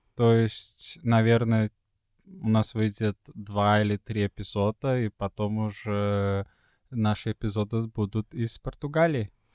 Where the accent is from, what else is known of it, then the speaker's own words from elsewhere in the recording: Sweden; moved away; из Швеции